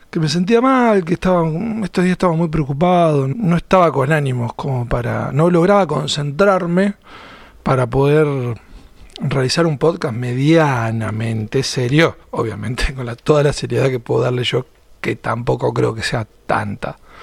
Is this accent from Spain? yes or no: no; Argentina; como argentino me encantaba